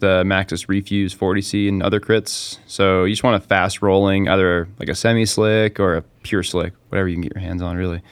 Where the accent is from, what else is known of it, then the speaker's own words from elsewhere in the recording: Park City, Utah, United States; also born or lived in Heber, Utah; I was born and raised in Park City, Utah, and pretty much spent, well, most of my life there